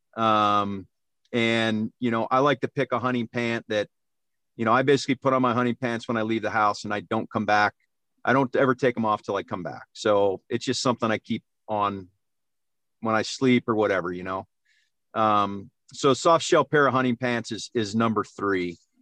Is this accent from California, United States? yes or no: no; Cleveland, Ohio, United States; moved away; I grew up in Ohio, so it's all whitetails there